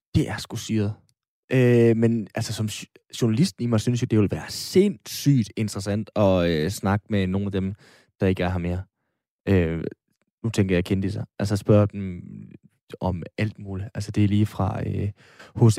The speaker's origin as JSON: {"language": "Danish", "town": "Aalborg", "region": "North Denmark Region", "country": "Denmark", "said": "nu er jeg jo fra Aalborg"}